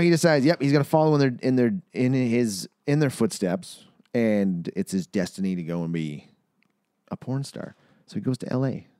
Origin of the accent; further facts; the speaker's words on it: Manitoba, Canada; shots out of my hometown, Manitoba